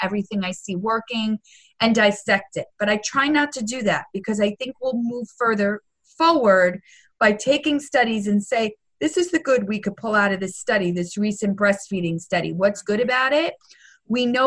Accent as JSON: {"language": "English", "region": "New York", "country": "United States", "said": "I'm a New Yorker"}